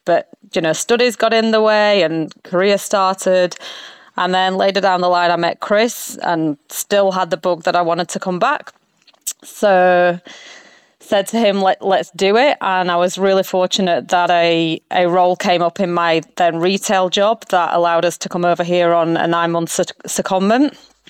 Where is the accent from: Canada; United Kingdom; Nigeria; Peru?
United Kingdom; England; moved away as an adult; now in Australia; So, yes, my husband and I, we're English. We are both from the UK. I came over here. 20 years ago now, did the whole backpacking thing before I went to uni.